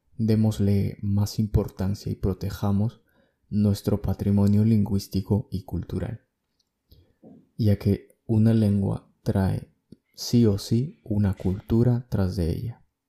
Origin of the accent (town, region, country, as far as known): Peru